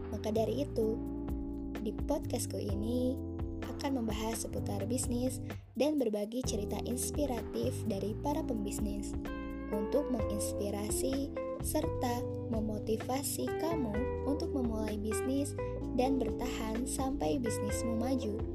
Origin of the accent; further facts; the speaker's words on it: Bandung, West Java, Indonesia; born there; Aku lahir di Bandung pada tanggal 30 September 1998.